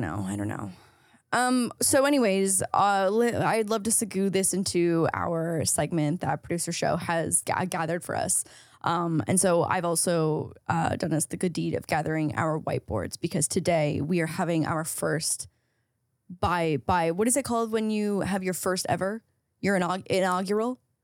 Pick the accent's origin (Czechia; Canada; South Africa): Canada; being Canadian here